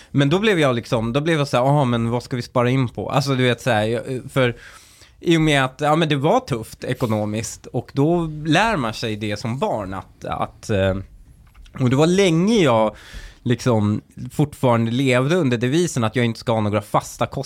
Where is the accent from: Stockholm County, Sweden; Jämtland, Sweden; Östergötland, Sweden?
Stockholm County, Sweden; Husby; Jag kommer ihåg när jag flyttade från eh, eh när jag flyttade från Husby till Väsby och bytte familj